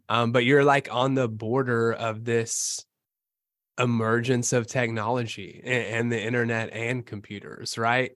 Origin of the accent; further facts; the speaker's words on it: Bowling Green, Kentucky, United States; moved away as an adult; I'm from Bowling Green, Kentucky